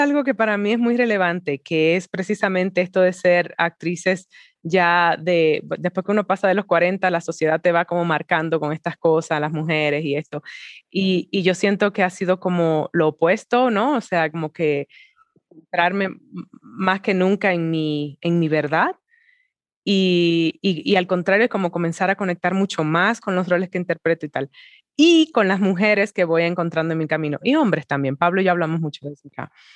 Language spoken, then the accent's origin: Spanish; Dominican Republic; las dominicanas